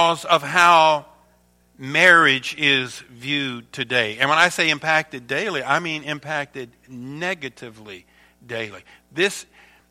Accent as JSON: {"language": "English", "region": "Louisiana", "country": "United States", "tie": "born or raised there", "moved": "as an adult", "lives_now": "Michigan, United States", "said": "I was born and raised down in Louisiana, and Sharon and I came to Michigan, to Myo, about 25 years ago"}